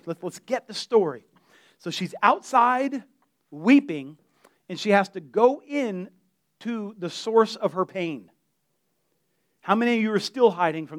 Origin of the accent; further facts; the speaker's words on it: United States; As an American